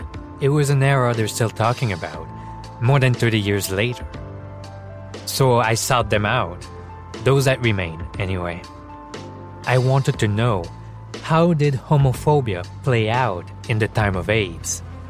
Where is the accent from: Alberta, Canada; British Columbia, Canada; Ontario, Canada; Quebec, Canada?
Quebec, Canada; Because I'm gay, and because I'm from Quebec. So yeah, this is my community, my province.